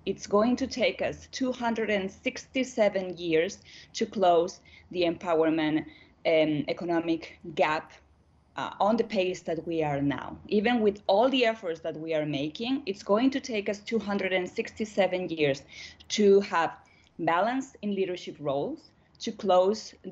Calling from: Santiago, Santiago Metropolitan Region, Chile; I'm connected now from Santiago, from Chile, here in South

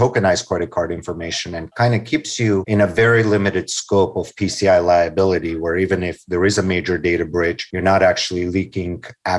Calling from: Los Angeles, California, United States; I'm actually joining from Los Angeles, California.

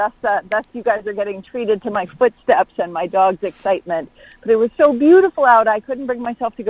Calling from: North Carolina, United States; I'm calling from Western North Carolina in the mountains.

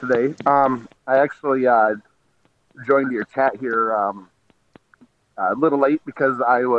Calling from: Michigan, United States; I'm listening in from Michigan

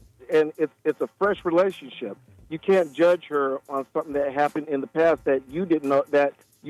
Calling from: Millsboro, Delaware, United States; I'm calling from Millsboro.

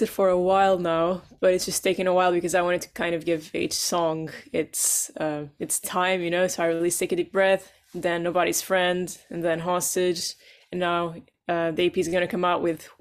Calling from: London, United Kingdom; From London, Earl's Court in London.

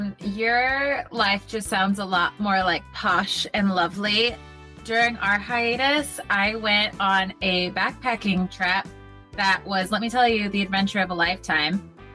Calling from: Seattle, Washington, United States; Hello from Seattle.

